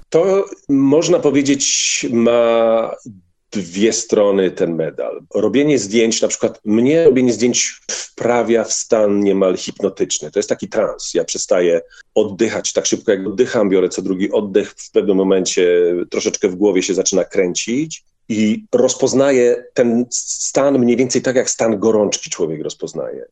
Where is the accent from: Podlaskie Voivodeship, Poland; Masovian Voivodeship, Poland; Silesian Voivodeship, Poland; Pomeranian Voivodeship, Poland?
Silesian Voivodeship, Poland; Bielsko-Biała; z mojej wsi Komorowice do miasta Bielska Białej